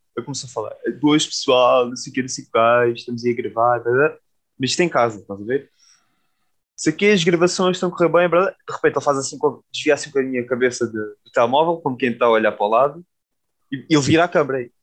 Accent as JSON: {"language": "Portuguese", "region": "Alentejo", "country": "Portugal", "moved": "yes", "lives_now": "Lisbon, Portugal", "said": "sou do Alentejo"}